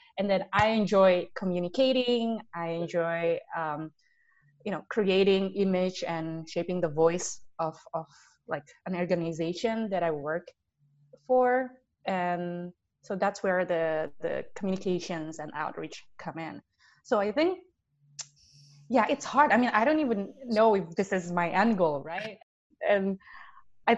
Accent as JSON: {"language": "English", "country": "Indonesia", "tie": "born or raised there", "said": "we grew up in Indonesia. We saw how our country progressed"}